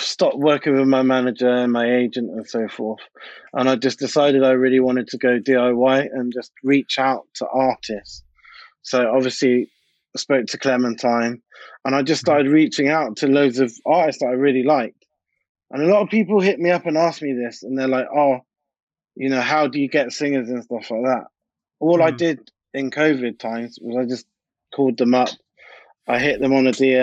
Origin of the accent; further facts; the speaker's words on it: Bristol, South West England, United Kingdom; moved away as an adult; also born or lived in London; I grew up in Bristol. I'm born in Bristol, and then I moved to London when I was about 18 to go to university